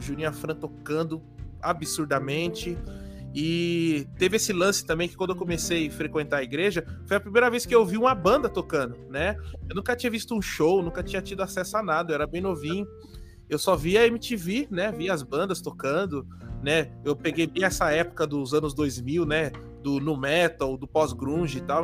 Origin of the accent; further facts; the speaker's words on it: São Paulo, Brazil; eu sou daqui de São Paulo. Eu moro aqui na capital, na zona leste de São Paulo